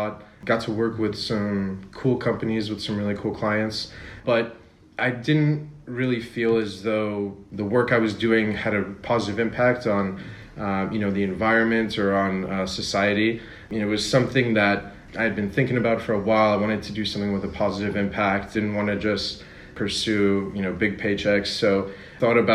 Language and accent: English; New Jersey, United States; moved away as an adult; also born or lived in Pennsylvania / New York; now in Paris, France; I was born in New Jersey, where I was raised until I went to school in Pennsylvania